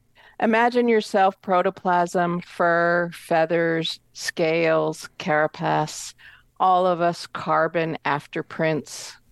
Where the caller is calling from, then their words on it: Seattle, Washington, United States; I'm from Seattle, Washington.